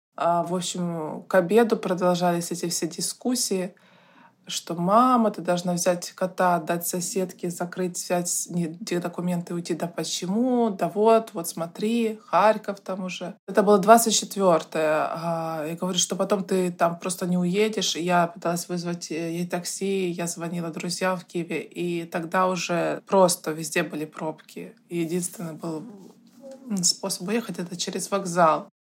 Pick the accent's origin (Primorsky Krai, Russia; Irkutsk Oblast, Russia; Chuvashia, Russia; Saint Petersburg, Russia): Saint Petersburg, Russia; moved away as an adult; also born or lived in Moscow; Я, как и все петербуржцы